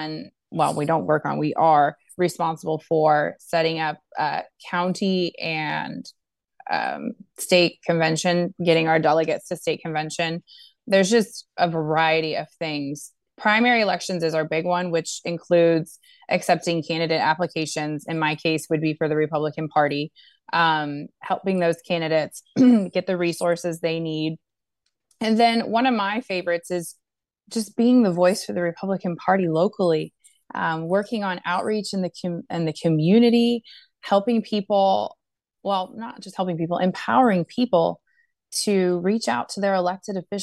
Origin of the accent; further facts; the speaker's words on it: Brownsville, Texas, United States; I was born and raised in Brownsville.